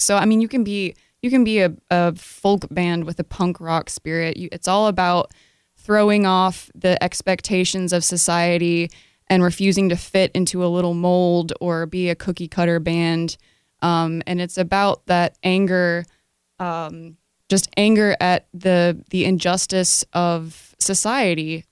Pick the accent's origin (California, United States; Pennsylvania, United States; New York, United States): New York, United States; Rochester; I was born in Rochester, New York